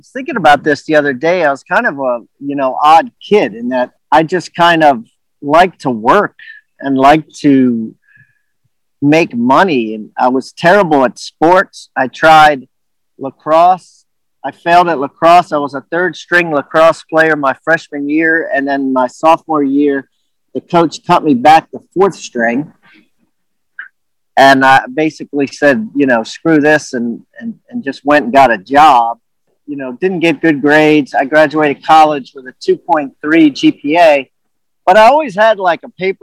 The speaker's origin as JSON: {"language": "English", "region": "Maryland", "country": "United States", "tie": "born or raised there", "also_born_or_lived": "Washington, D.C.", "said": "I was born in Georgetown, Washington, D.C., and grew up in Maryland area"}